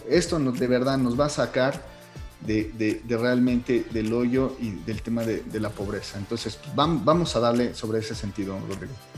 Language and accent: Spanish; Mexico; como buenos mexicanos